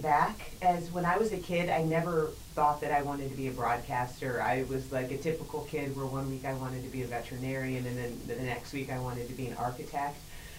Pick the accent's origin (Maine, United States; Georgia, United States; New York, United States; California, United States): Georgia, United States; Atlanta; also born or lived in St. Louis / New Jersey / Pittsburgh / West Bloomfield; A little bit of everywhere. I say that I'm from Atlanta, but I was actually born in St. Louis. My dad worked for Ford, and so we moved a lot. I lived in, New Jersey. I lived in Pittsburgh.